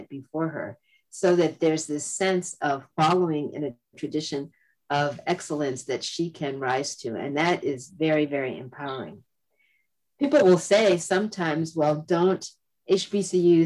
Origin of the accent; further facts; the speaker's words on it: Massachusetts, United States; also born or lived in Florida; I myself was born in the South, but I grew up in New England. I grew up in Massachusetts